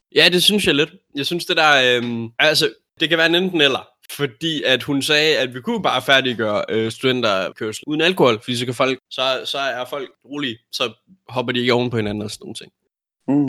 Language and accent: Danish; North Jutland, North Denmark Region, Denmark; vi, vi er fra Nordjylland